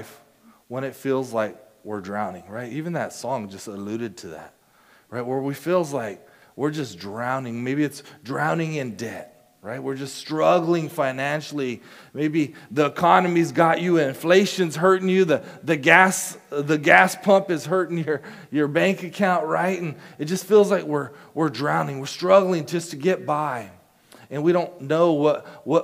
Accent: Casa Grande, Arizona, United States; I grew up in Casa Grande, Arizona.

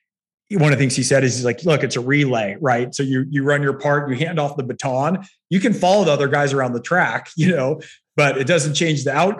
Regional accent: Northern California, United States; now in Los Angeles, United States; I'm from Northern Cal

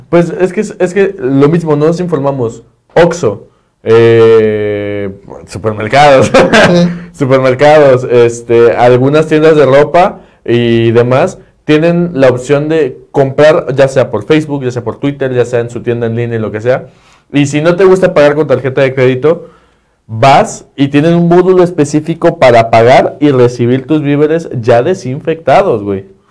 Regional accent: Mexico; o como mexicano también

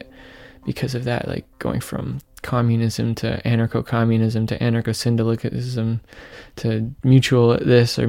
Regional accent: Menlo Park, California, United States; where I grew up

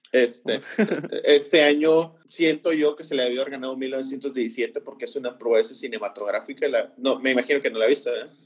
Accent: Tampico, Tamaulipas, Mexico; nosotros que somos aquí de Tampico

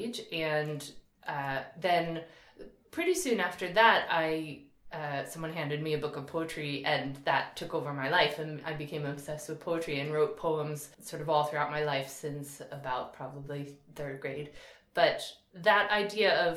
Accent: northern New Jersey, United States; I grew up in New Jersey

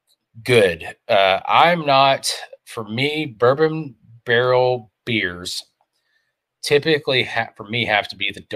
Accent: Kentucky, United States; I'm from Kentucky

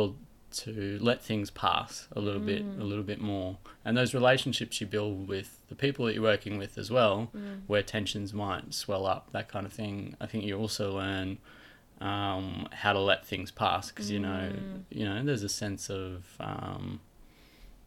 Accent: Australia; I grew up in Crumlin Valley

